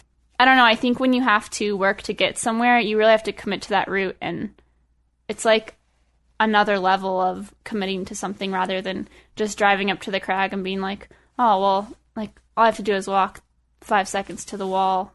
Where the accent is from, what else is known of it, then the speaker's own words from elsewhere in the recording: Estes Park, Colorado, United States; also born or lived in Boulder, Colorado; I grew up in Estes. Um, my family moved there in, when I was in third grade